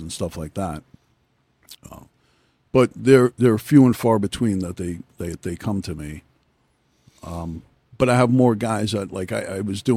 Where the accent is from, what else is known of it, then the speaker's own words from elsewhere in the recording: Sayreville, New Jersey, United States; also born or lived in Brooklyn, New York / Staten Island, New York; I grew up in Sayreville